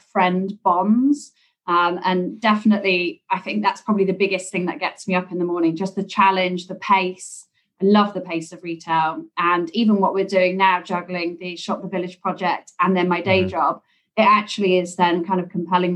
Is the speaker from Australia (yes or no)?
no; England, United Kingdom; accent: English; moved away as an adult; now in New York, United States; my English accent obviously gives me away. I wasn't born here. I came across to the US about 10 years ago.